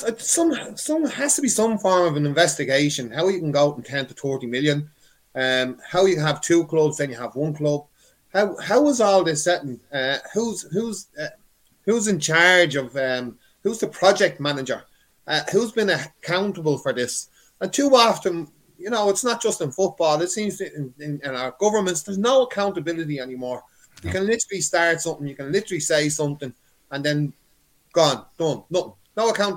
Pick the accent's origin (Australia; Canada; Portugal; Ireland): Ireland; Dublin, Leinster; I'm originally from Cabra.